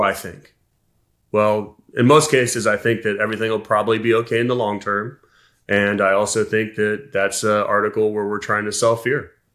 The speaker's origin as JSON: {"language": "English", "town": "Columbus", "region": "Ohio", "country": "United States", "tie": "born or raised there", "said": "I was born in Columbus, Ohio"}